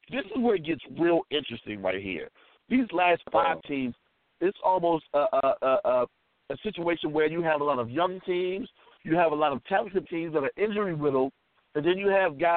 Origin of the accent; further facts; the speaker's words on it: Washington, District of Columbia, United States; my hometown Wizards